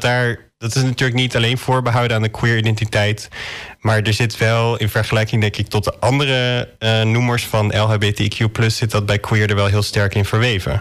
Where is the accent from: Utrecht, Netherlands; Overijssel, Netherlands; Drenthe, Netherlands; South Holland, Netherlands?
Drenthe, Netherlands; born or raised there